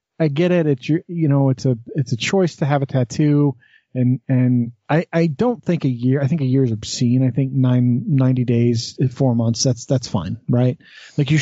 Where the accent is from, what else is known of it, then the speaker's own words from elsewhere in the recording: Green River, Utah, United States; where I grew up in Green River.